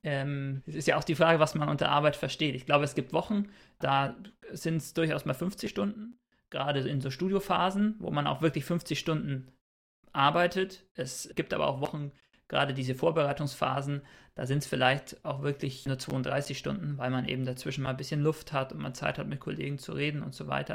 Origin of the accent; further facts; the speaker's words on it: Bayreuth, Bavaria, Germany; moved away as an adult; now in Cologne, Germany; komme tatsächlich gebürtig auch aus Bayreuth, habe da mein Bachelorstudium gemacht und wohne inzwischen in Köln